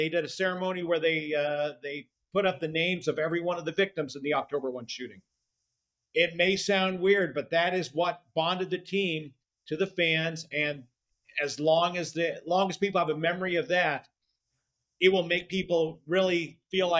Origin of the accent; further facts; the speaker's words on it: Phoenix, Arizona, United States; now in Las Vegas, United States; I grew up in Phoenix